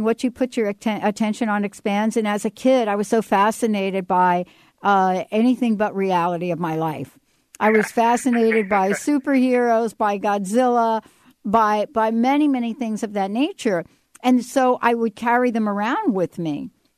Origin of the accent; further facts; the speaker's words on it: New York, United States; I grew up in New York